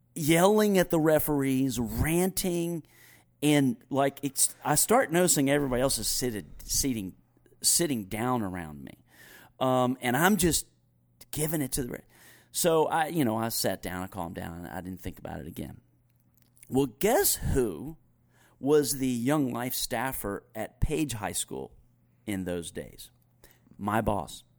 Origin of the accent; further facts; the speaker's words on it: Greensboro, North Carolina, United States; I had moved back to my hometown to go on staff with Young Life